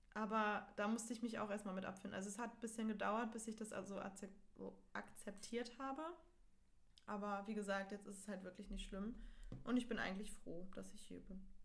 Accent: Itzehoe, Schleswig-Holstein, Germany; moved away; wo ich herkomme, also aus Itzehoe.

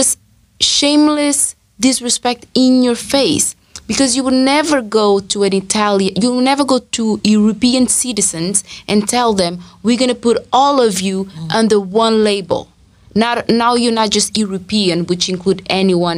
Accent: Angola; moved away as an adult; also born or lived in Cape Verde / Portugal; now in London, United Kingdom; I was born in Angola

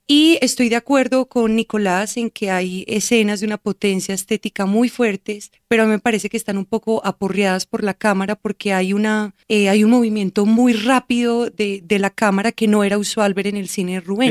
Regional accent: Colombia; Como soy colombiana y como he viajado por Colombia

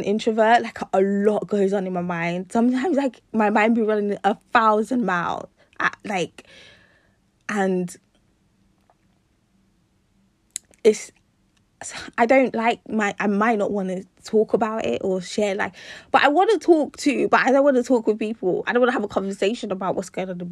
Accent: Nigeria; I'm Nigerian

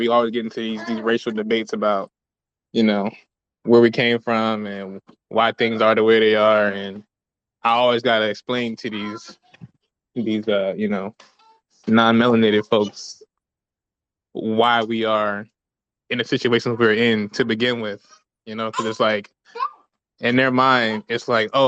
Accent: Camden, New Jersey, United States; I'm from Camden, New Jersey, which was for a long time one of the most dangerous slash poorest slash highest crime slash murder rates in the country for like years on end. And I think they just started like gentrifying where I'm from. But growing up, I was one in nine chance of being the victim of a violent crime every day.

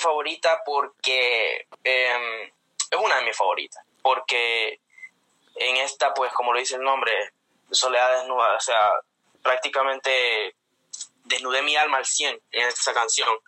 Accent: Comayagua, Honduras; accent: Honduran; moved away as an adult; also born or lived in Tegucigalpa, Honduras / Puerto Rico; now in United States; yo nací en la capital, en Tegucigalpa. Ah. Nací, pero me en un pueblito que se llama Taurabé, en el departamento de Comayagua. Me crié ahí

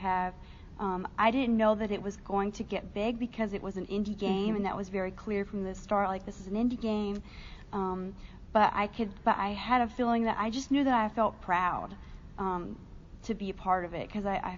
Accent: Shelby, North Carolina, United States; moved away; I felt really different in my hometown, and I'm from a really small rural town in North Carolina

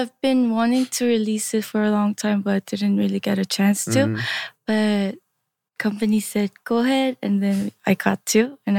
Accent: New Jersey, United States; moved away as an adult; My whole family moved there when I was 10 and they're still there and I… Kind of moved out and live by myself here.

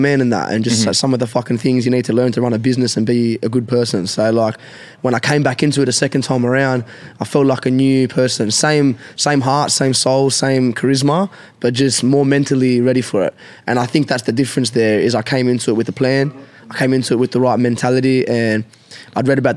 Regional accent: Australia; I'm a 20-something-year-old male, and I'm from Australia

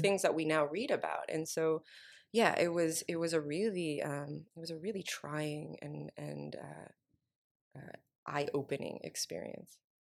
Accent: New York, United States; moved away as an adult; now in Oakland, United States; I'm from New York, um, born and raised

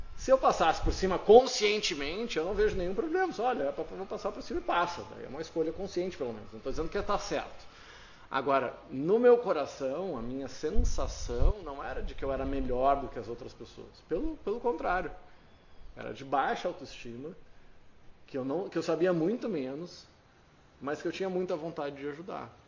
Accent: Rio Grande do Sul, Brazil; Eu sou orgulhoso de ser gaúcho

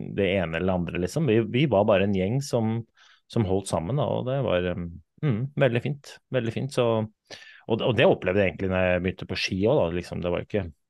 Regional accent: Oslo, Norway; jeg kommer fra Oslo, kom fra Groruddalen. Vokste opp en liten sånn blokkverden i, i Oslo

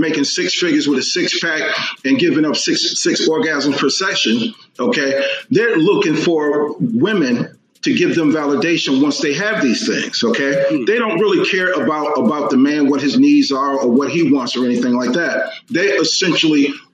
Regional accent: Dallas, Texas, United States; I am from Dallas, Texas

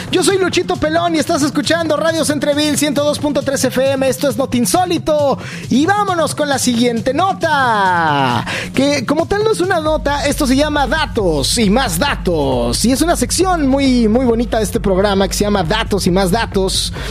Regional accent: Mexico; Estaba yo eh, en mi país, vivía yo en Ciudad de México en ese momento

